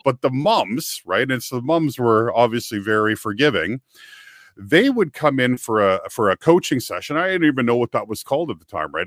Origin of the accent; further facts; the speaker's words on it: Kamloops, British Columbia, Canada; moved away as an adult; also born or lived in Vancouver, Canada; my hometown, which is a place called Kamloops, B C, it's an interior town about three hours north of Vancouver